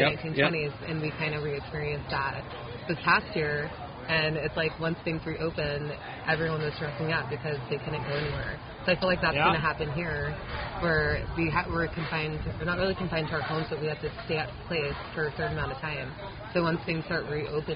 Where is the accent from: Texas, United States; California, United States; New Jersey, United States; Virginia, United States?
California, United States; Los Angeles; also born or lived in Bay Area, California / Montana; I'm actually from L.A.